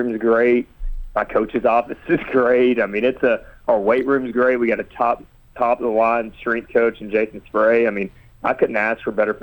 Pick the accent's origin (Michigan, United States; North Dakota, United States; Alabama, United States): Alabama, United States; Huntsville; I grew up in Huntsville, Alabama